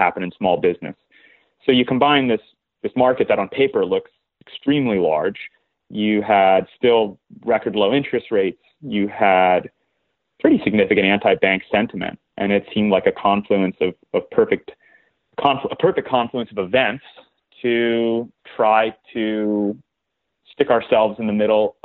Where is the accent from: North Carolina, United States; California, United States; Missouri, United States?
California, United States; Southern; moved away as an adult; I grew up in Southern California, the son of an entrepreneur